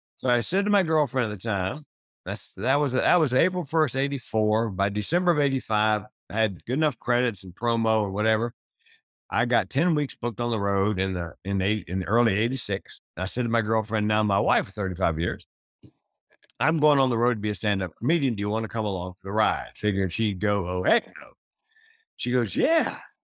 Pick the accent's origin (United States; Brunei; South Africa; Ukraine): United States; the South; I grew up in the South